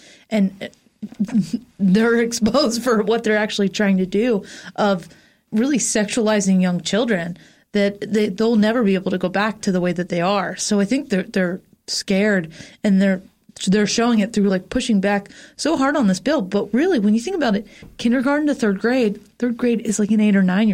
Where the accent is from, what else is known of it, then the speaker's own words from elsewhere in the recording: Florida, United States; moved away; my home state of Florida